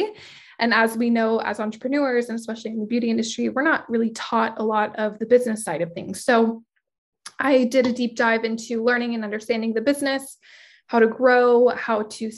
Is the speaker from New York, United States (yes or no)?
no; San Diego, California, United States; I am born and raised in San Diego. I've been in San Diego my whole life, probably will never leave